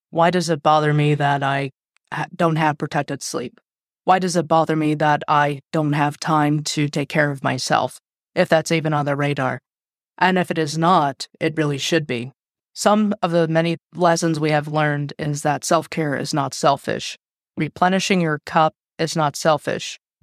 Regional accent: United States; I am American with a Mexican and Asian Indian background

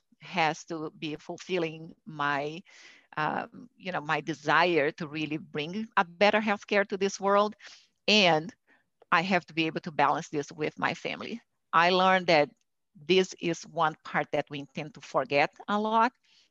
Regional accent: Brazil; moved away; I'm originally from Brazil, and I grew up in a family where I could see actually women doing things

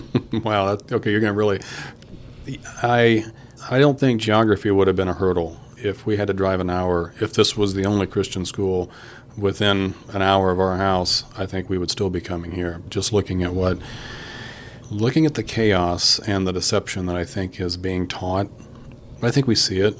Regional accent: Kokomo, Indiana, United States; I'm from Kokomo originally

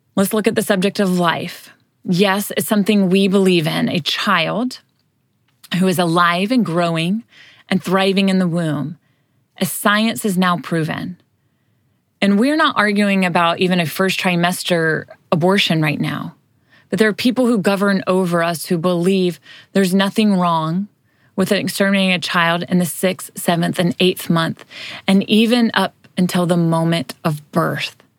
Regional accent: United States; we as Americans

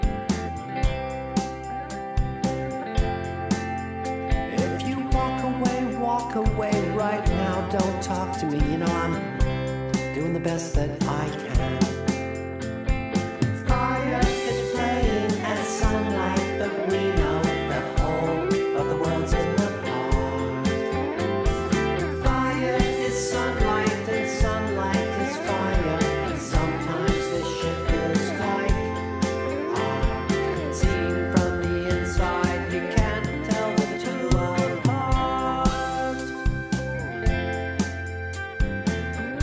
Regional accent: Australia; as an Australian

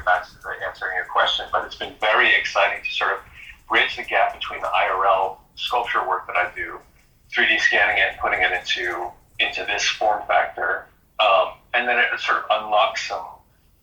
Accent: Boston, Massachusetts, United States; also born or lived in San Francisco; now in Los Angeles, United States; Growing up in Boston

